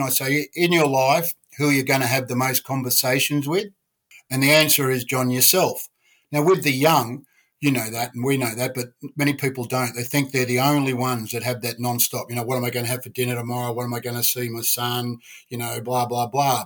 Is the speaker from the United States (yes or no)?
no; Sydney, New South Wales, Australia; I was brought up around the Balmain, North Ryde area, brought up fighting